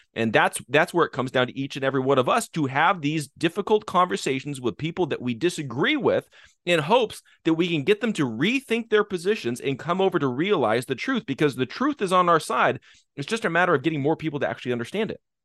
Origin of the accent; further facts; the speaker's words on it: United States; we as the American people